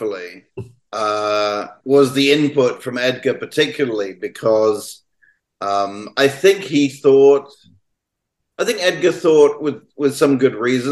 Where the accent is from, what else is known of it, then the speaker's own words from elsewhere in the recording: United Kingdom; obviously I'm British